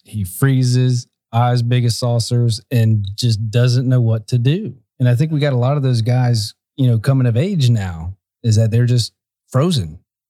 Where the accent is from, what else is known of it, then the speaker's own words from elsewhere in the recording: Ocoee, Florida, United States; I grew up in Ocoee, which was a redneck town.